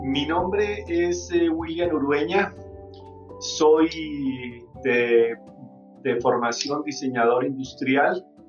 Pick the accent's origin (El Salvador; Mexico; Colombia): Colombia; moved away as an adult; now in Quito, Ecuador; yo soy colombiano residente en Quito, Ecuador, hace 20 años.